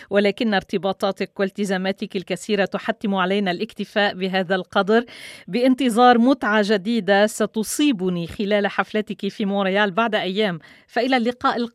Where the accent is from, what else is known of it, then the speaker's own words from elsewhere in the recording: Canada; هل هناك تعامل خاص الخاص لنا نحن أبناء كندا